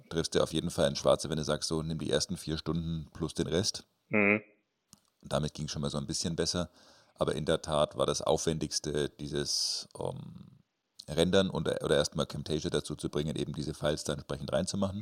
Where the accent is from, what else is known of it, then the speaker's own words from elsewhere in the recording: Nuremberg, Bavaria, Germany; Bei uns in Nürnberg